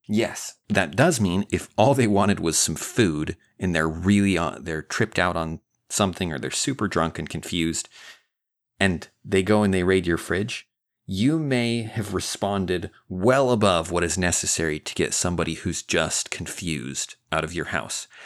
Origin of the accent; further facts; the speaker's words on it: Idaho, United States; now in Texas, United States; I live in Texas. I'm from Idaho.